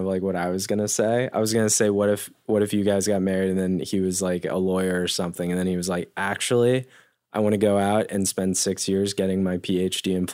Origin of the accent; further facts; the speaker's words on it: Denver, Colorado, United States; I grew up in Denver